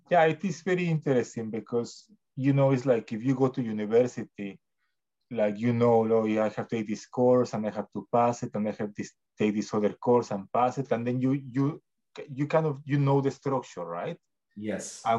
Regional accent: Mexico; now in Canada; when I came to Canada from Mexico, it was really difficult in a way, right?

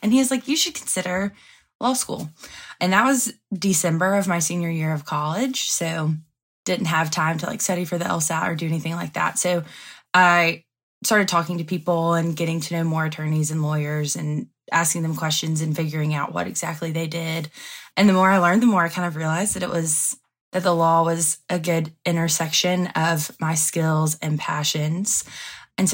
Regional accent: Andalusia, Alabama, United States; I'm from Andalusia, Alabama.

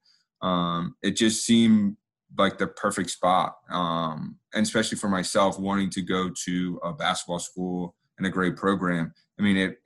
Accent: Delaware, United States; I grew up in Delaware

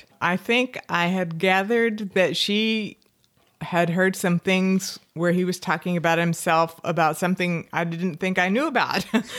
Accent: Fort Worth, Texas, United States; Fort Worth.

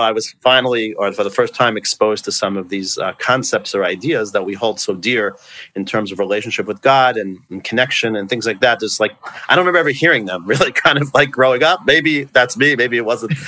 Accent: West Hempstead, New York, United States; also born or lived in Brooklyn, New York / Israel / Fair Lawn, New Jersey; when we moved there, I grew up in West Hempstead.

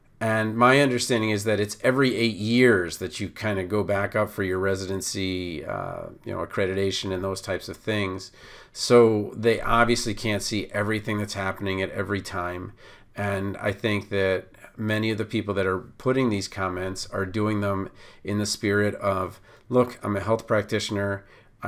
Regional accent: Baltimore, Maryland, United States; okay, I came from Baltimore, so that might not be as much of an issue for me

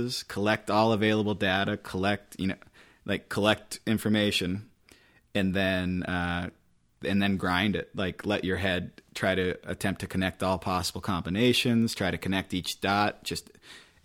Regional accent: West Linn, Oregon, United States; moved away as an adult; I grew up in West Lynn, Oregon

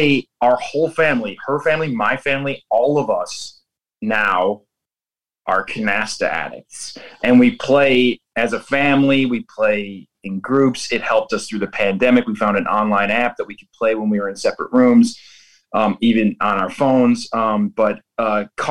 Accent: Buffalo, New York, United States; Shea's Buffalo in New York, in my hometown

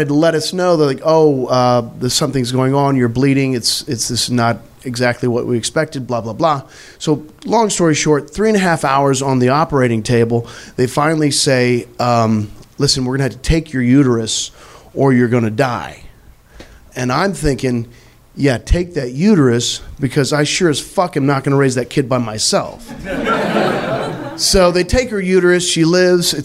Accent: Missouri, United States; I'm from Missouri

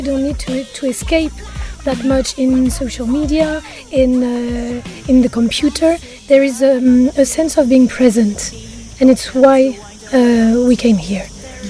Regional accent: Paris, Île-de-France, France; now in Ibiza, Spain; there's a feeling of being safe in Ibiza that I really don't feel in Paris. We're both from Paris.

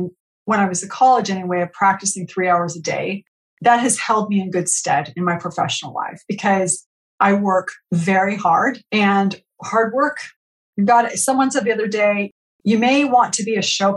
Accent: San Jose, California, United States; also born or lived in Madrid, Spain; I grew up in San Jose, California

